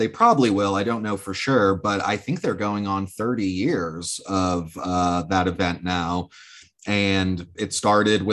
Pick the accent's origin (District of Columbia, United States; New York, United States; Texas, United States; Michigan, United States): District of Columbia, United States; Washington; now in Asheville, United States; I'm originally from Washington, D.C.